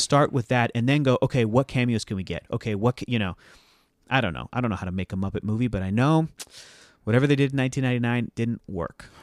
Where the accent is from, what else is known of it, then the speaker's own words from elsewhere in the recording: Mexico; moved away; since I was a little boy growing up in Mexico